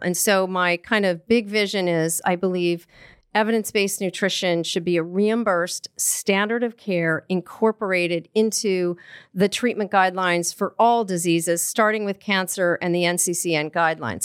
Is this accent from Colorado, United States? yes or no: yes; Colorado, United States; I grew up in Colorado